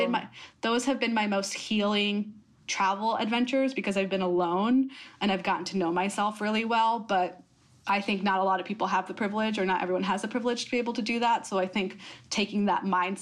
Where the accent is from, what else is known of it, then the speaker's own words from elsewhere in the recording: United States; accent: American; I was actually born and raised in America